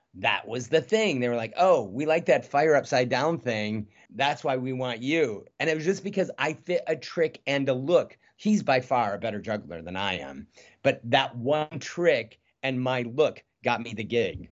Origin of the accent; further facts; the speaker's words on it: Midwest, United States; moved away as an adult; now in North Hollywood, United States; I'm a kid from the Midwest